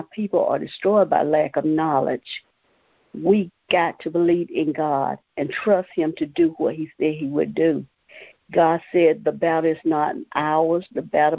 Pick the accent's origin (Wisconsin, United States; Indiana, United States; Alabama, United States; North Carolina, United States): North Carolina, United States; Morven; I am from Morven, North Carolina